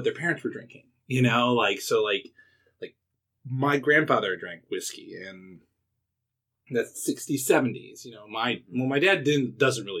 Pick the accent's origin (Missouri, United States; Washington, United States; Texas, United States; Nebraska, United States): Missouri, United States; St. Louis; I was born in St. Louis